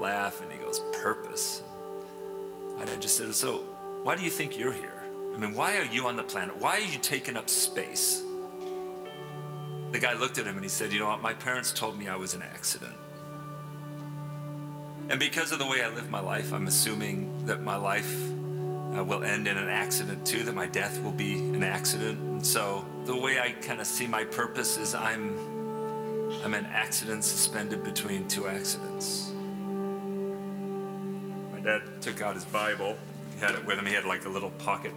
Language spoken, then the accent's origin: English; England, United Kingdom; now in United States; I grew up in England. My dad was in England his whole life until he was about 40, and then we moved to the States.